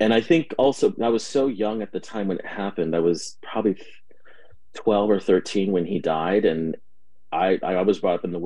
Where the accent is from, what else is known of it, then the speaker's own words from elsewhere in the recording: Berkeley, California, United States; I was born in the East Bay of Berkeley and raised there for most of my life